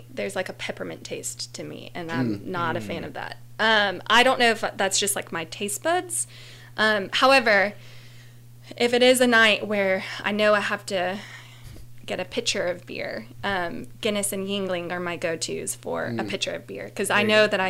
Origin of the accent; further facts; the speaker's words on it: Chattanooga, Tennessee, United States; I'm from Chattanooga.